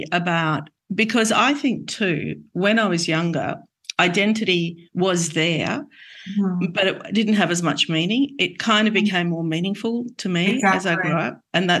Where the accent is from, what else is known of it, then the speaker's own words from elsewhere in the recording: Australia; I grew up in Australia